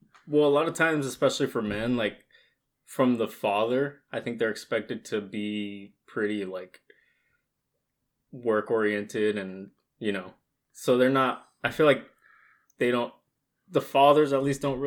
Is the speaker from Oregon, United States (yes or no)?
yes; Eastern Oregon, United States; first language Spanish; English is a second language; moved away as an adult; I grew up in Eastern Oregon. I was born there. Never moved in my life until came over here to college.